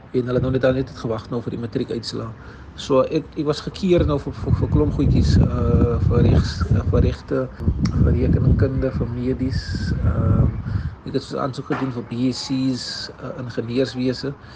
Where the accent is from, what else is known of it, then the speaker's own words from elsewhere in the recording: Cape Town, Western Cape, South Africa; also born or lived in Bridgetown/Breeden Manor (lives); ek is um van Mannenberg